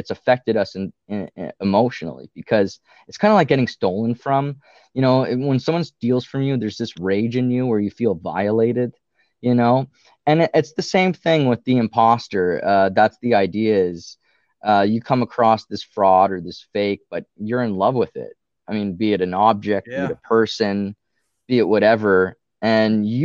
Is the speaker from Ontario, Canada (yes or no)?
yes; Ottawa, Ontario, Canada; we're all from the Ottawa area, which is on the border with Quebec here.